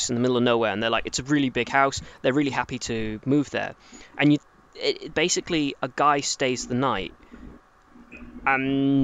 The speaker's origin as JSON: {"language": "English", "region": "England", "country": "United Kingdom", "said": "As an English person"}